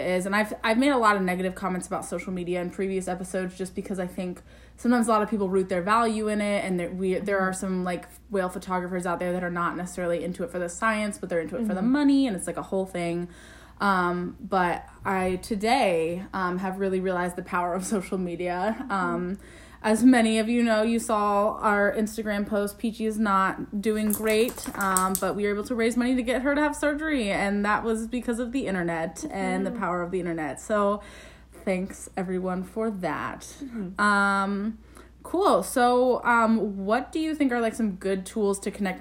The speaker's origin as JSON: {"language": "English", "region": "Midwest", "country": "United States", "tie": "born or raised there", "said": "I grew up in the Midwest"}